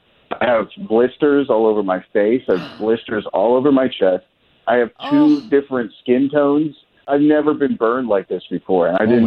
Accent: Canada; now in United States; I'm from Canada.

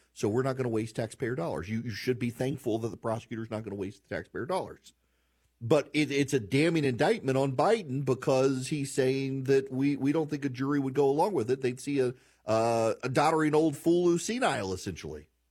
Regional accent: Louisiana, United States; moved away; I'm from Louisiana. We we grew up with milk in our coffee

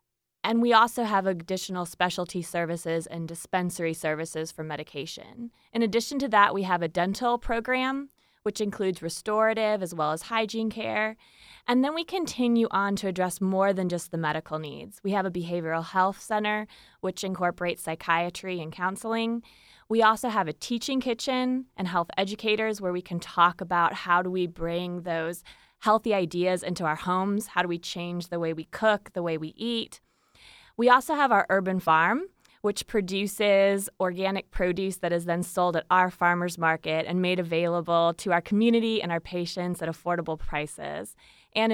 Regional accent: Iowa, United States; I had the pleasure of volunteering at a free clinic in my hometown in Iowa

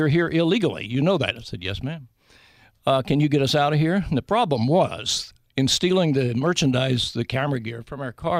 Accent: Big Stone Gap, Virginia, United States; The movie is about my hometown.

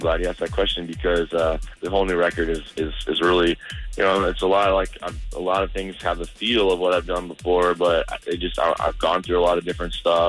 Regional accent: Florida, United States; moved away; Anytime I get to come back here and be not only around my hometown, but just in my home state of Florida

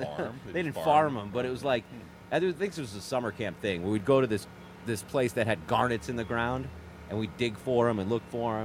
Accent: Connecticut, United States; Where I grew up in Connecticut.

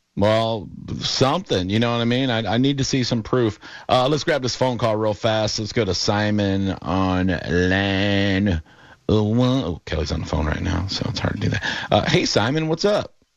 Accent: Poland; now in United States; I'm, I'm from Poland, born and raised

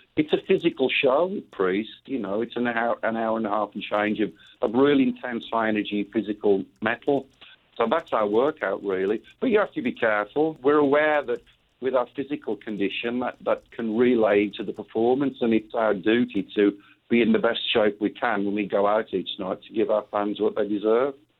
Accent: England, United Kingdom; moved away as an adult; now in Phoenix, United States; as a kid growing up in England

